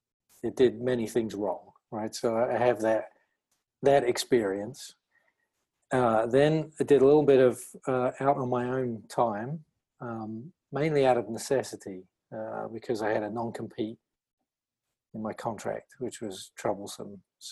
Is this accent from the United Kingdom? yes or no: yes; East of England, United Kingdom; moved away as an adult; now in Florida, United States; I graduated from the University of Reading in 1996 with a BA in typography and graphic communication. I grew up and lived in Essex.